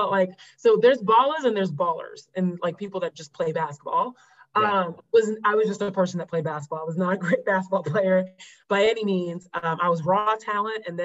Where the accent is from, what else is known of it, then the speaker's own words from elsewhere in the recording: North Carolina, United States; also born or lived in Paris, France; I'm from North Carolina, and you know, North Carolina's basketball state